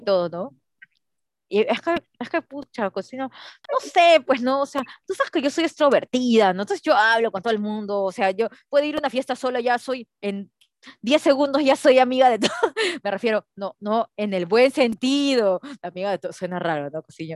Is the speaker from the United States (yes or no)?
no; Peru; soy peruana